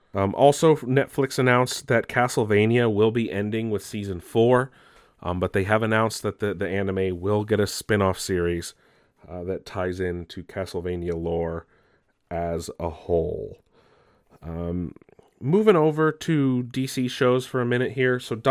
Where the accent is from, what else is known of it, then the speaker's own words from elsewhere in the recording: Australia; I use cuss words because I do, and I'm Australian. It's who I am.